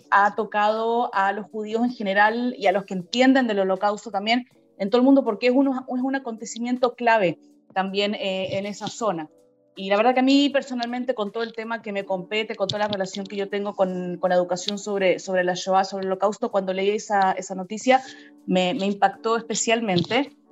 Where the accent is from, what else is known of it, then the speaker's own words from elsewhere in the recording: Chile; qué hemos visto nosotros como chilenos en Israel